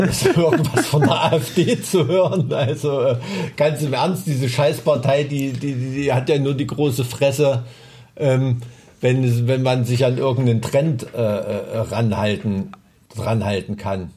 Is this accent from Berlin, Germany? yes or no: no; Thuringia, Germany; ich bin ja ein Thüringer Junge, ich bin mit Wurst aufgewachsen